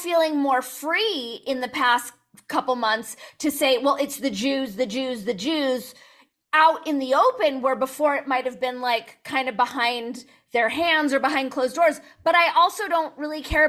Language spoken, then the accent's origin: English; Los Angeles, California, United States; I grew up in the San Fernando Valley